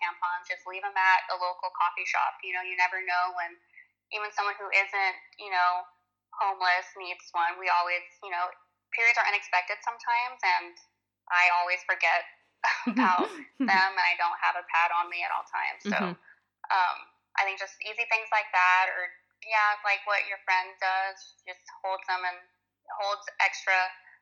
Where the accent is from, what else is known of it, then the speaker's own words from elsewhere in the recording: Corpus Christi, Texas, United States; And Corpus is very conservative too. Like, we're from Texas